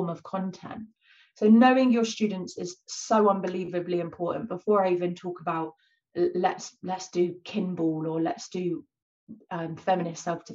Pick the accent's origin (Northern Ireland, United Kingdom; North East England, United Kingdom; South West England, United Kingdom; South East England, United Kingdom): South West England, United Kingdom; Bournemouth; moved away; also born or lived in East London; Bournemouth, where I'm, you know, I grew up